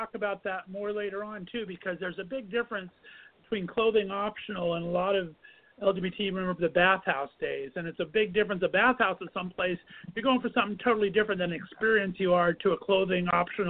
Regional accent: Ontario, California, United States; also born or lived in Northeast Ohio; now in Ohio, United States; I'm actually in Northeast Ohio right now. I've been banished for the last 15 years, but I grew up in Southern California near Ontario.

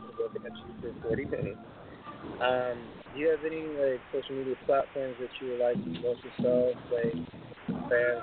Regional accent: New York, United States; I'm from New York

